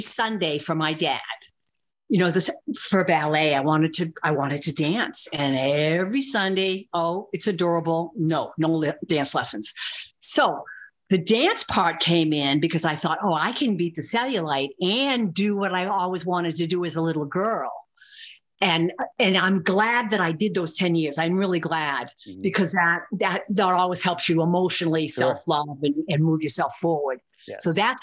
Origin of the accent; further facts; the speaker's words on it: Northeast, United States; I'm from the Northeast